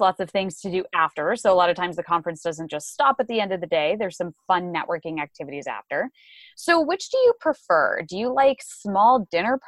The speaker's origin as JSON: {"language": "English", "town": "Phoenix", "region": "Arizona", "country": "United States", "tie": "born or raised there", "said": "it's my hometown. It's amazing. But no, honestly, Phoenix is great."}